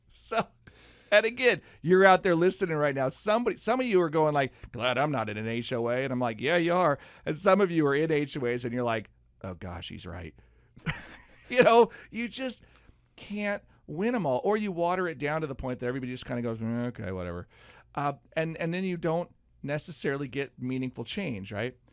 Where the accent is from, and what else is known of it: United States